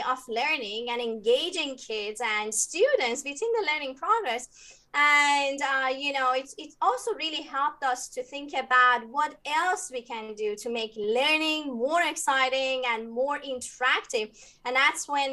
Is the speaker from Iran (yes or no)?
yes; Iran; moved away as an adult; now in United States; I was born in Iran and moved to the US 15 years ago.